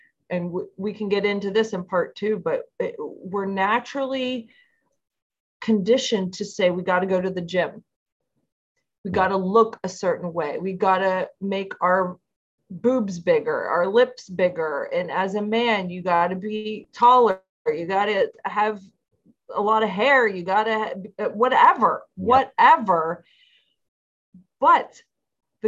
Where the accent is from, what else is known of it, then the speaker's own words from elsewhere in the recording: United States; I'm from the States.